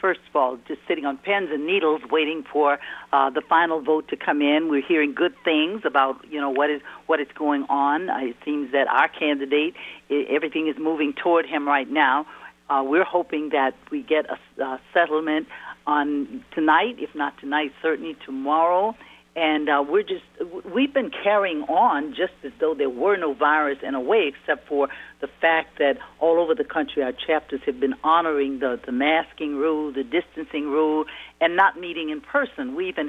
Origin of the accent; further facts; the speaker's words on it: Louisiana, United States; I'm from Louisiana, and we honor the one drop of black blood makes you black.